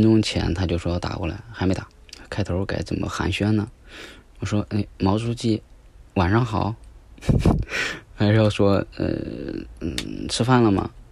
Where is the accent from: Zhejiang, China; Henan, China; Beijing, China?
Henan, China; 我都是河南的